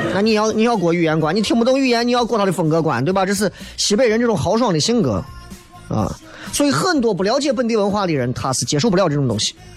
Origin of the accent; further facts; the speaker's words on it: Xi'an, Shaanxi, China; 作为一个西安人